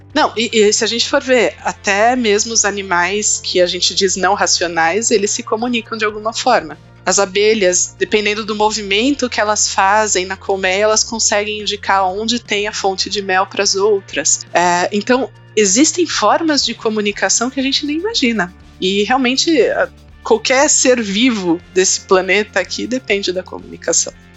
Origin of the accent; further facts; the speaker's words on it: São Paulo, Brazil; eu sou aqui de São Paulo